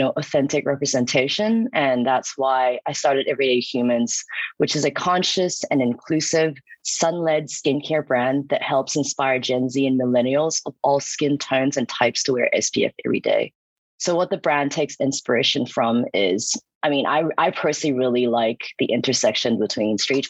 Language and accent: English; Hong Kong; moved away; also born or lived in New York; I'm from Hong Kong and I graduated from New York University